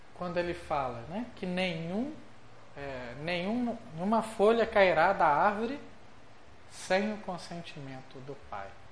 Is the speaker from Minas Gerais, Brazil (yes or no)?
yes; Minas Gerais, Brazil; nós que somos mineiros